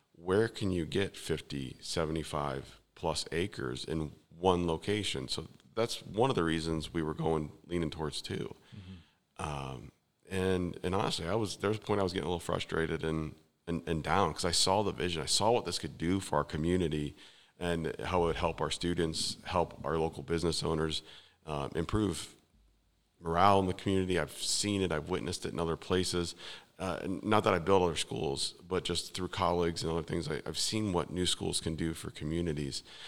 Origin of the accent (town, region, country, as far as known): west side of Cleveland, near Cedar Point, Ohio, United States; born or raised there; moved away as an adult; now in New Philadelphia, United States